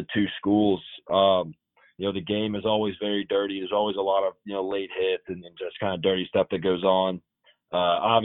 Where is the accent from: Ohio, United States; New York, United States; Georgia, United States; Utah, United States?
Georgia, United States; also born or lived in Mississippi; going back to my home state and going and playing at UGA, I attended tons of games there as a fan, you know, growing up